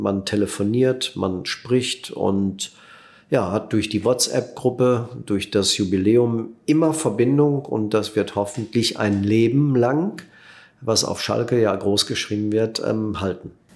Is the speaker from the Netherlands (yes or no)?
yes; Netherlands; moved away; auch für uns neu als Holländer